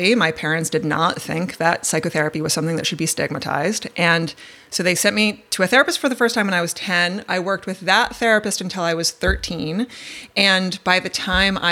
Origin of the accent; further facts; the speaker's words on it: Westchester County, New York, United States; I grew up in Westchester County, the suburbs of New York City in the 1980s.